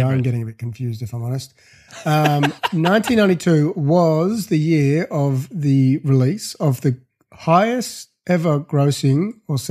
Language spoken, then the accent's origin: English; Surrey, South East England, United Kingdom; now in Australia; We grew up in Surrey in England